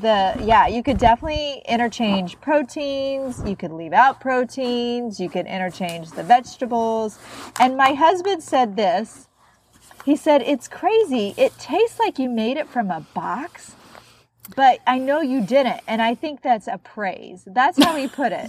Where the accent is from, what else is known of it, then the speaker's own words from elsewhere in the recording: Midwest, United States; I'm also from the Midwest.